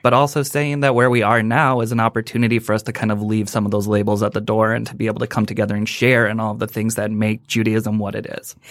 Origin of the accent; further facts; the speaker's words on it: Sioux City, Iowa, United States; now in Southfield, United States; I'm originally from Sioux City, Iowa.